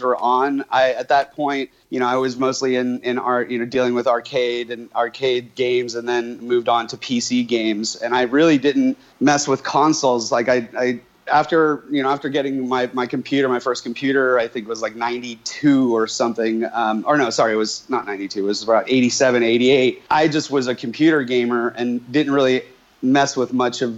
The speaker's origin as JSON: {"language": "English", "region": "New York", "country": "United States", "tie": "born or raised there", "also_born_or_lived": "California", "moved": "yes", "said": "as a kid in the, you know, mid late 70s when I was growing up in New York"}